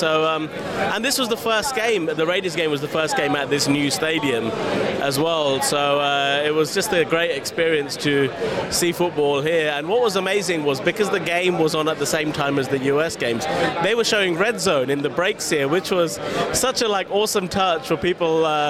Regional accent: India; And I'm Indian, so even above cricket, right?

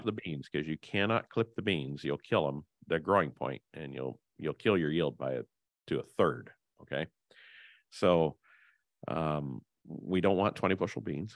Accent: Henry County, Illinois, United States; I grew up in Henry County, the self-proclaimed hog capital of the world

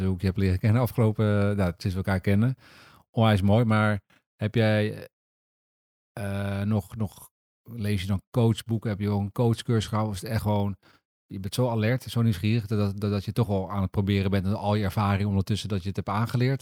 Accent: Netherlands; we zijn Nederlanders

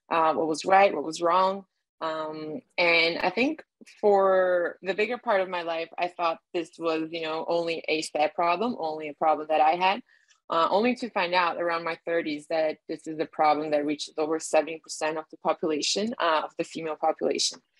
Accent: Brazil; also born or lived in Miami, United States / Germany; I was born in Brazil and then raised between Miami, a farm in the countryside of Brazil, and sometimes um, randomly in Germany for a few months.

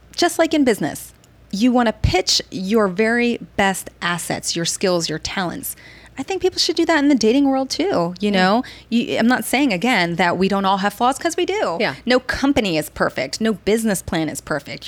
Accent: New Jersey, United States; moved away as an adult; also born or lived in Baltimore / Bangkok, Thailand; now in Washington, D.C., United States; I'm from New Jersey

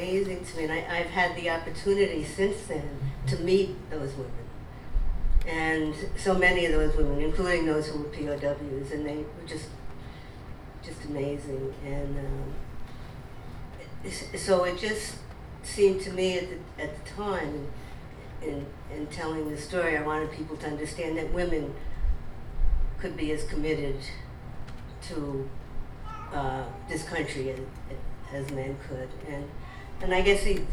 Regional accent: Port Jefferson, New York, United States; I was from Port Jefferson

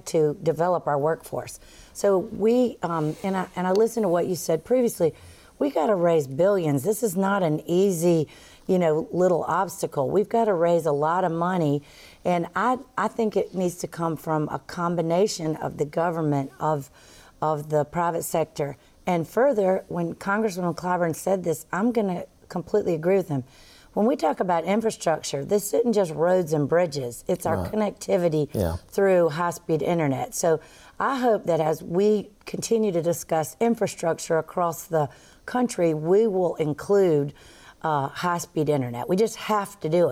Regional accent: the South, United States; accent: Southern; also born or lived in Florida; I do have a Southern accent, but I'm always accused of being a New Yorker somewhere in there

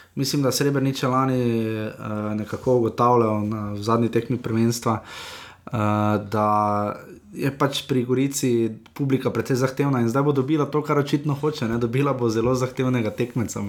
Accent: Maribor, Slovenia; smo pač iz Maribora

